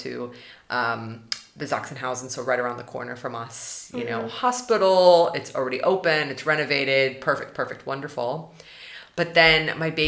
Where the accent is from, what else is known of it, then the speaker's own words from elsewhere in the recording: United States; now in Germany; if we stay in Germany as an American and my husband's Swedish